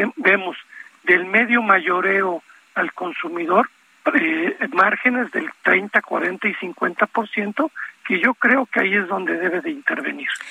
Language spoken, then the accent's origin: Spanish; Veracruz, Mexico; now in Mexico City, Mexico; mi tierra, en Veracruz